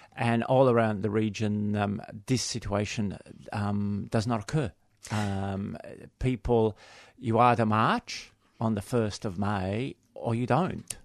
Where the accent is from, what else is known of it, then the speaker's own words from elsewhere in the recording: Australia; we are Australian